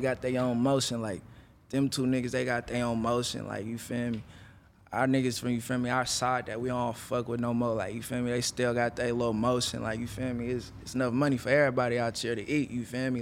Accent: Vallejo, California, United States; also born or lived in Oakland; I grew up in Vallejo.

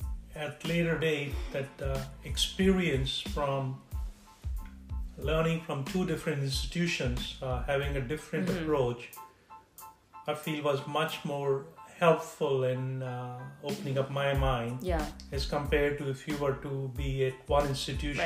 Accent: India; moved away as an adult; also born or lived in Chicago / Florida / Massachusetts / Midwest; now in United States; I grew up in India and had my initial training there.

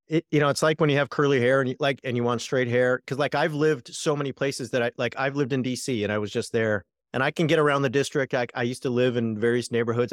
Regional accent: Southern California, United States; I grew up in Southern California

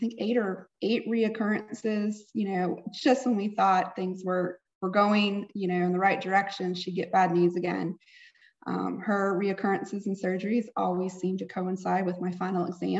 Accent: Raleigh, North Carolina, United States; I am from Raleigh, North Carolina. I live here with my husband

